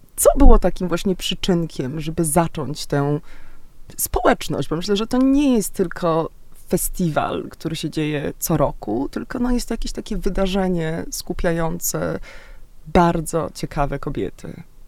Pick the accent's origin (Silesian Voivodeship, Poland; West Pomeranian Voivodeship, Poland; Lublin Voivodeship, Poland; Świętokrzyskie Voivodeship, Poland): West Pomeranian Voivodeship, Poland; Szczecin; ja też jestem morska, ze Szczecina